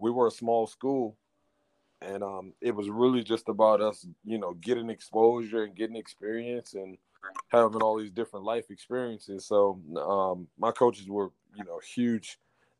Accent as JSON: {"language": "English", "town": "Washington", "region": "District of Columbia", "country": "United States", "tie": "born or raised there", "said": "Born and raised in the Washington, D.C."}